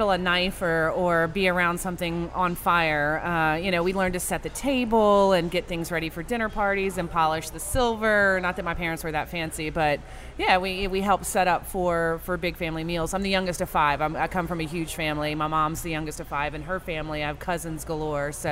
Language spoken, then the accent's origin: English; Louisiana, United States; I'm from Louisiana. This is what we do.